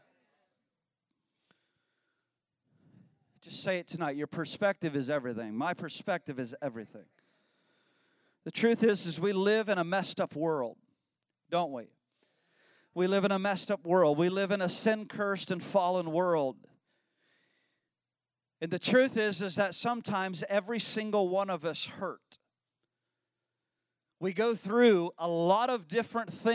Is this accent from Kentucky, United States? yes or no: no; Illinois, United States; I was raised in Illinois